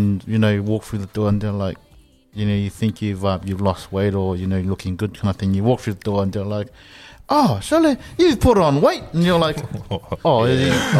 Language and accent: English; Samoa; moved away; Growing up in Samoa